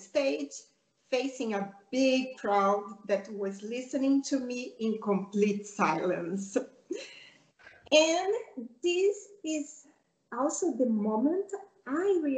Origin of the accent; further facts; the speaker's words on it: Rio de Janeiro, Brazil; English is a second language; now in Spain; I grew up in Rio de Janeiro, Brazil